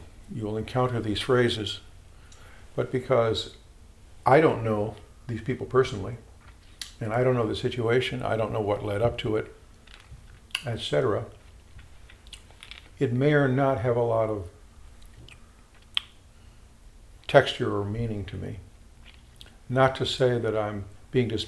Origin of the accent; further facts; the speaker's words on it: Chicago, Illinois, United States; Growing up in Chicago, I had a minister